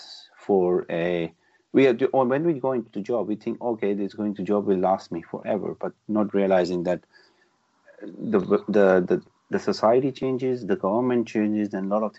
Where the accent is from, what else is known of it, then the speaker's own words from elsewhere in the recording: Pakistan; moved away as an adult; also born or lived in Birmingham; now in United Kingdom; been born and brought up in Pakistan